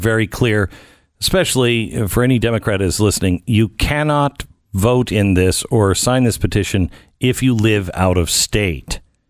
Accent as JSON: {"language": "English", "region": "Pacific Northwest", "country": "United States", "tie": "born or raised there", "moved": "yes", "said": "I grew up in the Pacific Northwest."}